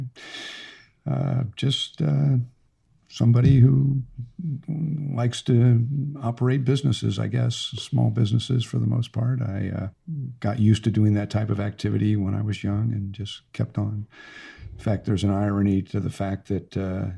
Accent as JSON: {"language": "English", "town": "St. Louis", "region": "Missouri", "country": "United States", "tie": "born or raised there", "moved": "as an adult", "lives_now": "Little Rock, United States", "said": "I grew up in St. Louis"}